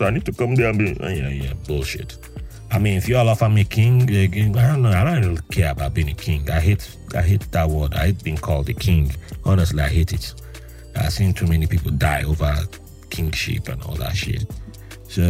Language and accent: English; Jos, Plateau, Nigeria; also born or lived in Yenagoa, Nigeria / Port Harcourt, Nigeria; now in New York, United States; Nigeria is my place of birth.